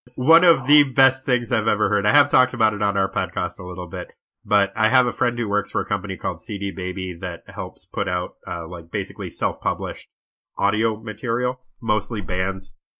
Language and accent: English; New Hampshire, United States; I grew up in New Hampshire